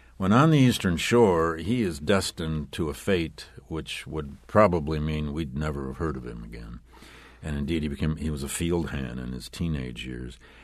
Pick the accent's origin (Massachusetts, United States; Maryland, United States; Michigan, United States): Michigan, United States; Flint; also born or lived in Wisconsin; I spent seven years in my hometown of Flint, Michigan, as a public school teacher